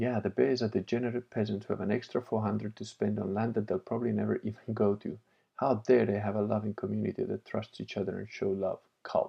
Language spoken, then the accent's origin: English; Piedmont, Italy; born there; I was born in Italy, but I was like, didn't really like Italians. And, you know, that took me a while to figure out because I was born in Piedmont, but I'm Venetian.